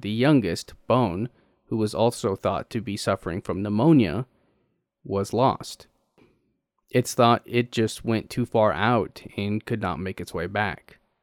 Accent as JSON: {"language": "English", "region": "Texas", "country": "United States", "said": "As a Texan"}